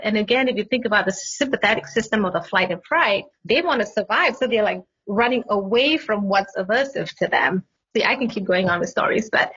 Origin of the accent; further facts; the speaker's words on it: Malaysia; moved away as an adult; also born or lived in Singapore / Pittsburgh, United States; now in North Carolina, United States; I grew up in Malaysia, but I studied in Singapore most of my life